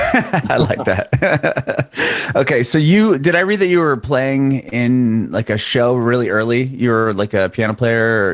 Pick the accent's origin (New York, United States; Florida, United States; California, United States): California, United States; San Diego; moved away as an adult; also born or lived in San Francisco; now in Nashville, United States; I'm in Nashville now, but I'm originally from San Diego